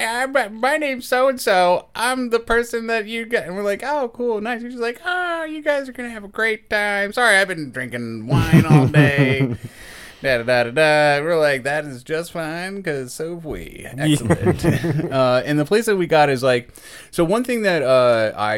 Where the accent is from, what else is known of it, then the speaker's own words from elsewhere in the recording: Maryland, United States; moved away; I'm from Maryland